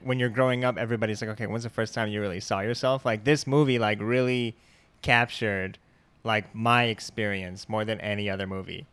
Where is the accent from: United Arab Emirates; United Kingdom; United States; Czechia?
United States; Michigan; I'm from Michigan